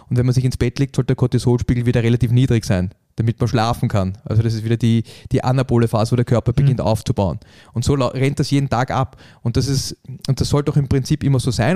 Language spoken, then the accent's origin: German; Vienna, Austria; wir haben halt diese Wiener Gemütlichkeit